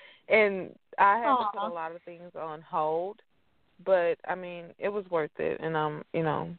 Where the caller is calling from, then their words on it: Fairburn, Georgia, United States; That's right. I'm calling from Fairburn, Georgia.